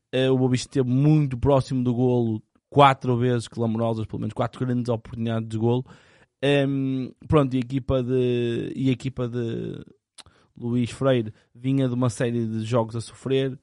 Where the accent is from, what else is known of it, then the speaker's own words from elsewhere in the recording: Portugal; Contente como português